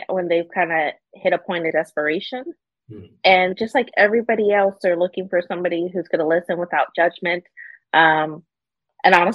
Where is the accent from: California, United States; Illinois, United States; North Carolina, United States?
California, United States; Orange County, Southern; I grew up in Southern California. I grew up in Orange County, so a kind of a richer area